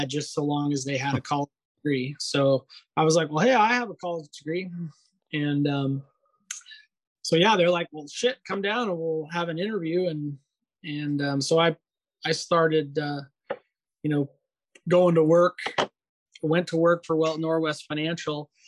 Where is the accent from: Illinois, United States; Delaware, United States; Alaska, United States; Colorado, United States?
Alaska, United States; I grew up obviously in Alaska